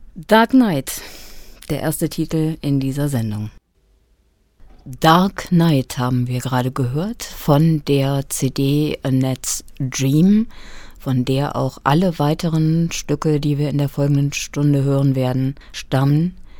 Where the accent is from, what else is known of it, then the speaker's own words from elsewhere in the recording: western Germany, Germany; now in Kassel, Germany; dass es sich bei mir um meine alte Heimat handelt. Ähm, also die Region, in der ich den großen Teil meines Lebens verbracht habe